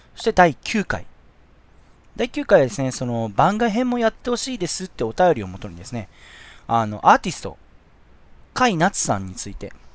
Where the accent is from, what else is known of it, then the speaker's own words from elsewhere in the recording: Shizuoka, Japan; 僕、清水出身